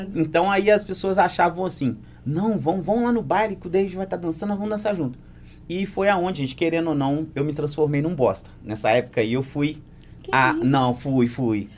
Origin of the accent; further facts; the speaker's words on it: Muriaé, Minas Gerais, Brazil; Eu sou cria de Santa Terezinha com Marambaia